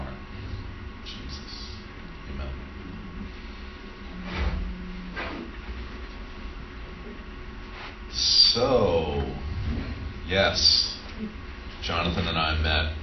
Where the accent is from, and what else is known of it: Allendale, New Jersey, United States; born or raised there; also born or lived in Houston, Texas